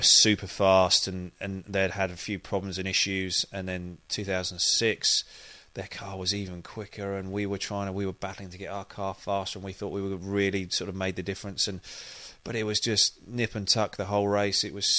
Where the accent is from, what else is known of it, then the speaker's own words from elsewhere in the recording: United Kingdom; And it's also strange because I'm a Brit and I'm driving for the American manufacturer and the big American team.